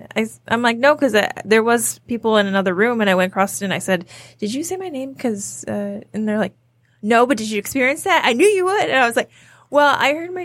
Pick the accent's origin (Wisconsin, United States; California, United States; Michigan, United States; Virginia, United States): Michigan, United States; Downriver; we're from Downriver